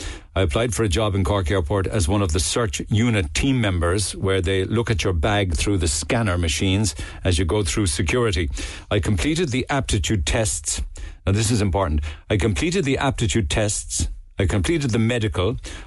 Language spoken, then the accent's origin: English; Northern Ireland, United Kingdom; About the poppy, I grew up in Northern Ireland. I used to wear a poppy to honour the men and women who died in the First and Second World Wars.